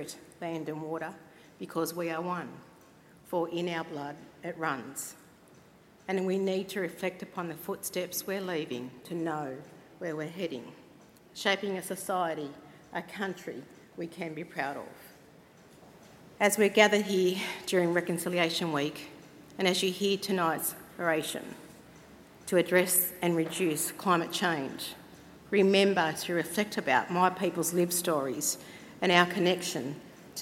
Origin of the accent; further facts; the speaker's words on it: Cowra, New South Wales, Australia; I am a sovereign Wiradjuri woman. I come from Cowra, here in New South Wales